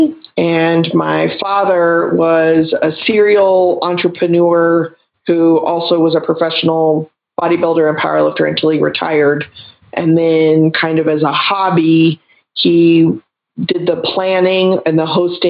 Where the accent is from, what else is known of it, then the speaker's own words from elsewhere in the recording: Texas, United States; I'm originally from Texas and I grew up with professional bodybuilders and powerlifters in my life